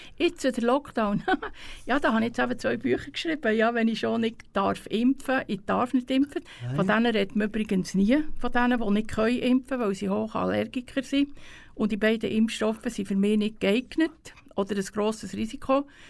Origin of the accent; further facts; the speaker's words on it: Spiez, Bern, Switzerland; aufgewachsen bin ich ja in Spiez